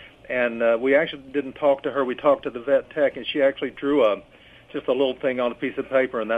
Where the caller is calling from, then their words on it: Kentucky, United States; Calling from Kentucky.